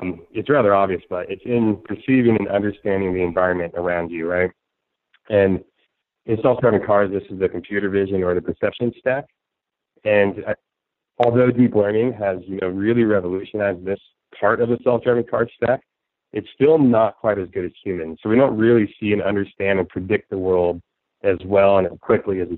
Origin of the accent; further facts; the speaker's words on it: San Francisco, California, United States; my hometown, San Francisco